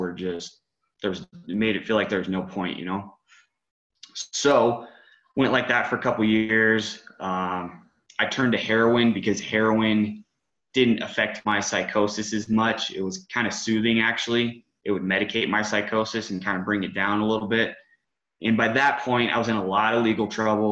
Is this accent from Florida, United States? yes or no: no; Woodland Park, Colorado, United States; I was born in Woodland Park, which is about 30 minutes outside of the Springs, west of the Springs. Grew up in this town